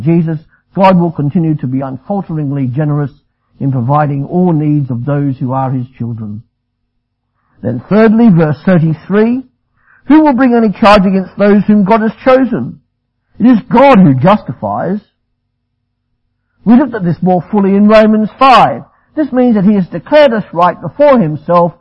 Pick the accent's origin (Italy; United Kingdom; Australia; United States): Australia; I'm Australian